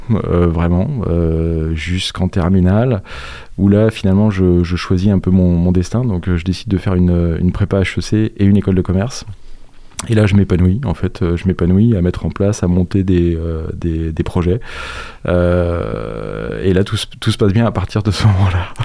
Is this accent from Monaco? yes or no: no; La Roche-sur-Yon, Pays de la Loire, France; moved away as an adult; also born or lived in Bordeaux / Bressuire / Montaigu; suis arrivé à La Roche-sur-Yon à, à l'âge de 7 ans. J'y ai suivi euh, mes études euh, école primaire, euh, collège, lycée, et puis ensuite j'ai fait mes études supérieures sur, sur Nantes.